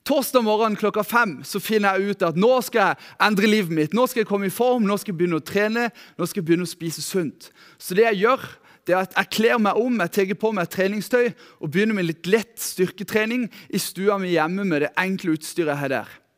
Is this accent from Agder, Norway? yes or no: yes; Lyngdal, Agder, Norway; Jeg er født og oppvokst her i Lyngdal. Eh, oppvokst her i Lyngdal misjonskirke